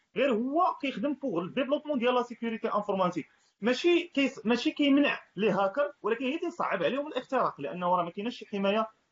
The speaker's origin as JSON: {"language": "Arabic", "town": "Marrakesh", "region": "Marrakesh-Safi", "country": "Morocco", "tie": "born or raised there", "said": "انا كواحد يعني ابن مدينه مراكش ماشي انا ساكن في مراكش يعني ساكن في النواحي ديال مراكش"}